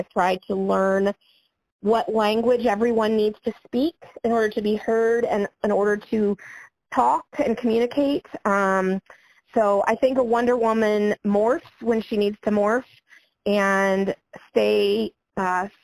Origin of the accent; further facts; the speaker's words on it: Niabi Zoo area, Illinois, United States; it is my home zoo. This is my hometown.